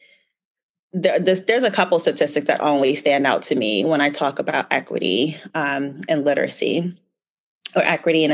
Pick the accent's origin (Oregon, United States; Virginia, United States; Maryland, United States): Maryland, United States; Baltimore; born and raised in Baltimore.